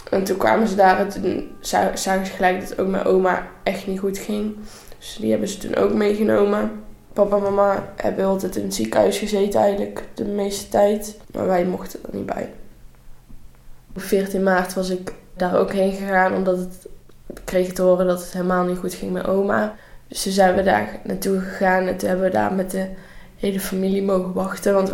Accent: North Brabant, Netherlands; ik ben 16 eh, jaar en ik kom uit Brabant en ik zit nu in 5 VWO op, eh, in Veghel.

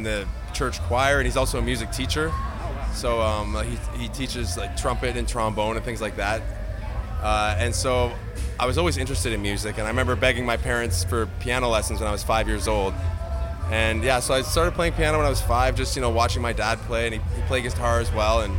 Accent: Montreal, Quebec, Canada; We're from Montreal

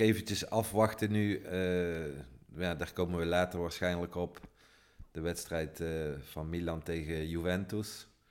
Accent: Netherlands; now in Italy; Zeggen wij dan als Nederlanders

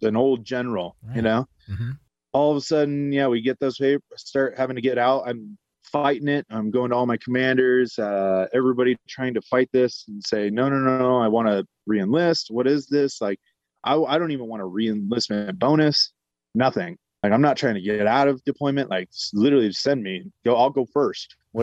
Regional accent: Bay Area, California, United States; moved away; also born or lived in Colorado Springs; I'm originally from the Bay Area

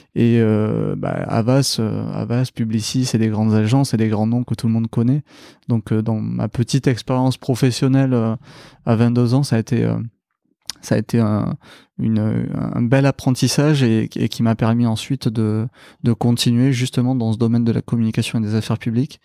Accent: Toulouse, Occitania, France; moved away as an adult; also born or lived in Paris; ça s'entend peut-être à mon accent, je suis originaire de Toulouse. Je suis un pur produit euh, de la ville rose et où j'ai grandi

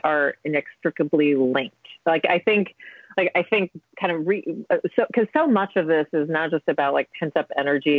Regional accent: United States; as an American

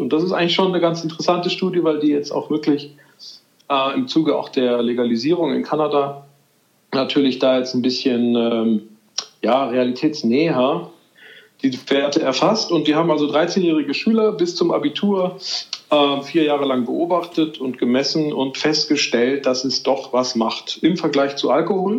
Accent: Madrid, Community of Madrid, Spain; moved away; ich bin ja in Madrid groß geworden

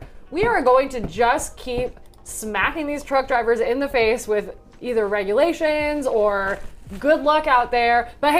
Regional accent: Coachella Valley, California, United States; my hometown in the Coachella Valley

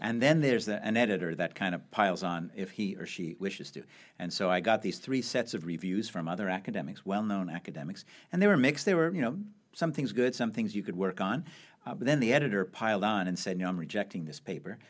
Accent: Montreal, Quebec, Canada; I grew up in Canada, in Montreal

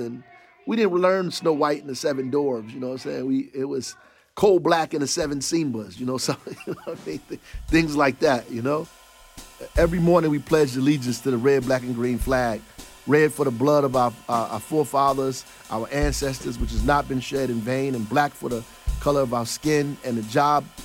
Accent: Newark, New Jersey, United States; I didn't make it here despite growing up in Newark. I made it because I grew up in Newark.

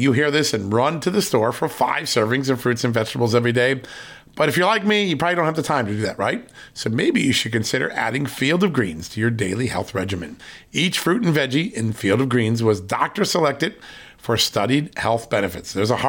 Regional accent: Virginia, United States; here from Virginia, my home state.

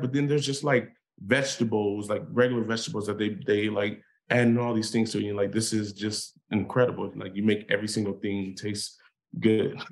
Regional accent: Inglewood, California, United States; when I grew up in Inglewood

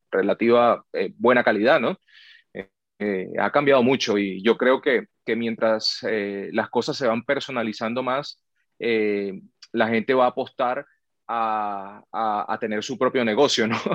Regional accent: Venezuela; now in United States; Bueno, yo llegué de Venezuela en el año de 2008 y llegué a trabajar en, fútbol de primera

